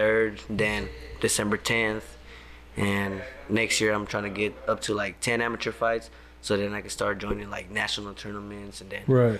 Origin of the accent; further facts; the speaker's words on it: Oakland, California, United States; I'm from Oakland, California.